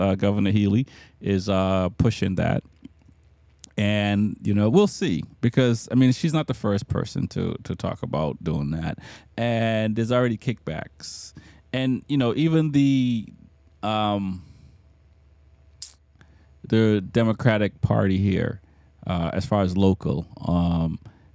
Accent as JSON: {"language": "English", "country": "Jamaica", "tie": "born or raised there", "moved": "yes", "said": "I'm from Jamaica, born in Jamaica."}